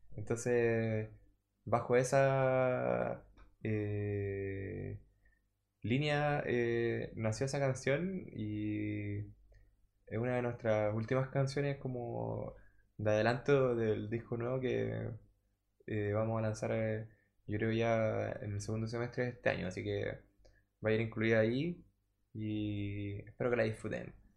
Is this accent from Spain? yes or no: no; Chile